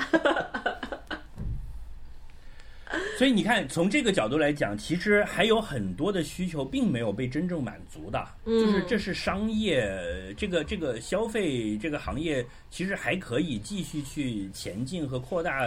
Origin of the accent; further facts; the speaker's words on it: Macau; 就是说，我们澳门人生活很艰难的，一定要有一个捞的